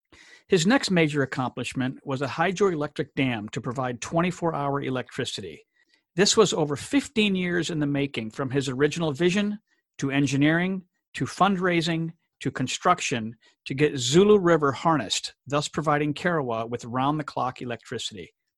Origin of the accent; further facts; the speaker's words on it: DR Congo; where I share my experiences of growing up in the Democratic Republic of Congo in Central Africa.